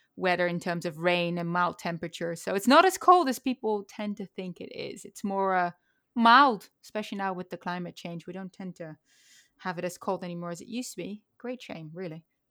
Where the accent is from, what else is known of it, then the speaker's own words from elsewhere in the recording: Utrecht, Netherlands; now in United States; I was born in Utrecht